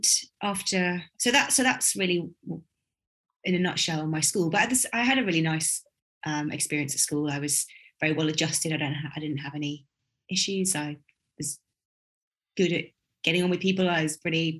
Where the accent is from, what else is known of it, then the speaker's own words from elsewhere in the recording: Buckinghamshire, South East England, United Kingdom; also born or lived in Walthamstow, London; I grew up in Buckinghamshire